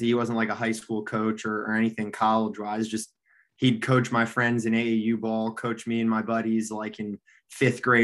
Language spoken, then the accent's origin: English; Kalamazoo, Michigan, United States; moved away as an adult; now in South Carolina, United States; grew up in Kalamazoo, probably most known for PJ Fleck and rowing the boat with Western